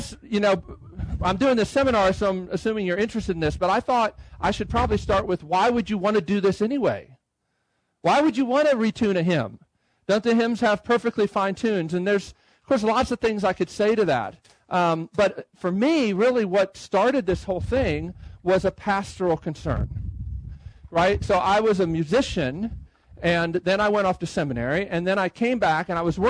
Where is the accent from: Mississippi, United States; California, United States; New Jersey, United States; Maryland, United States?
Maryland, United States; Baltimore; moved away as an adult; also born or lived in Boston; now in Nashville, United States; I'm from the Baltimore area